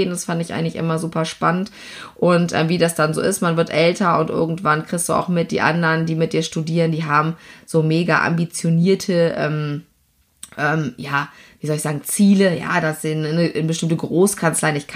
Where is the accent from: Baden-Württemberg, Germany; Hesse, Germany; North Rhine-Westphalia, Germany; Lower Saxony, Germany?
Lower Saxony, Germany; Ich komme aus Niedersachsen von einem Bauernhof und bin also als, äh, ja, äh, wie soll ich sagen, Land, Landwirtskind ähm, aufgewachsen bei uns.